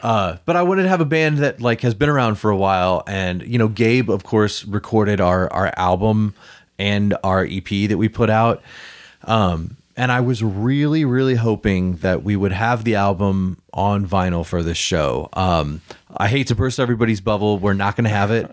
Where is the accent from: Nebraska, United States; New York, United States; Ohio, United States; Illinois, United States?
Illinois, United States; Vandalia; moved away as an adult; also born or lived in Collinsville, Illinois; now in St. Louis, United States; I grew up in Illinois, but then I lived in Collinsville for ten years.